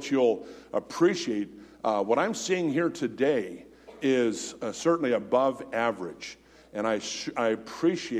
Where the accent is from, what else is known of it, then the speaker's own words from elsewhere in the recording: United States; being an American